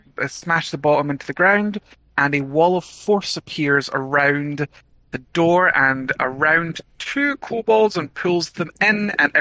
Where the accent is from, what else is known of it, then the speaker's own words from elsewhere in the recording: Scotland, United Kingdom; I'm Scottish.